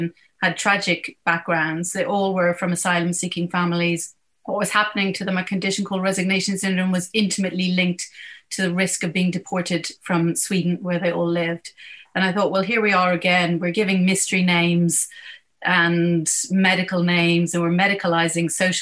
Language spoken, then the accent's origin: English; Dublin, Leinster, Ireland; moved away as an adult; now in United Kingdom; I'm from Dublin and I studied medicine in Trinity, and I am now a neurologist at the National Hospital of Neurology in the UK